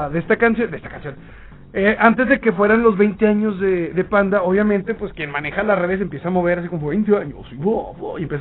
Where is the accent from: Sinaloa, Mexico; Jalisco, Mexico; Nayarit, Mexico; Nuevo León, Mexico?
Nuevo León, Mexico; Santa Catarina; No, hombre, yo soy, yo soy de Santa Catarina.